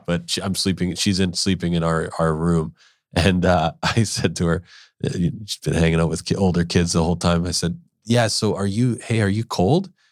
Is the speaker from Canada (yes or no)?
yes; Winnipeg, Manitoba, Canada; now in Vancouver, Canada; I grew up in Winnipeg